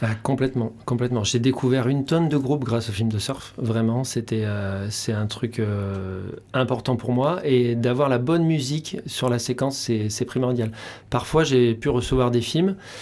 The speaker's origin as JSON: {"language": "French", "area": "Charente-Maritime", "region": "Nouvelle-Aquitaine", "country": "France", "tie": "born or raised there", "moved": "yes", "said": "Je suis originaire de Charente-Maritime au départ."}